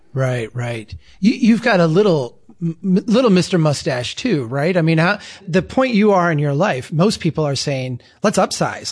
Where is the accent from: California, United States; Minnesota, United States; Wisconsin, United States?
Minnesota, United States; I'm from Minnesota